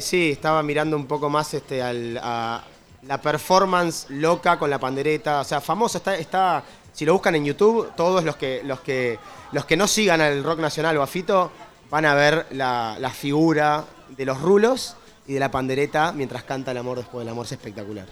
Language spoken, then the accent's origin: Spanish; Montevideo, Uruguay; De Montevideo, soy de Montevideo, pero ya no soy de ningún lado, porque en, realidad mi trabajo es viajar y cantar